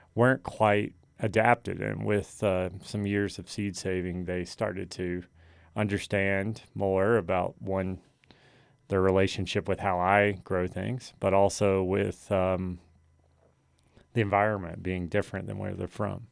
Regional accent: New River, Virginia, United States; moved away as an adult; we grew up on the New River

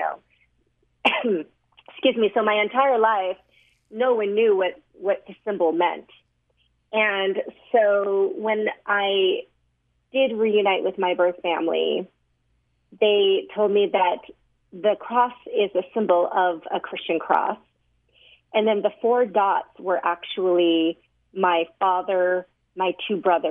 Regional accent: Sandy, Utah, United States; I was 3 years old when I was adopted, and I was raised in Utah. So I was adopted by a family that lived at the time in Sandy, Utah, and grew up here

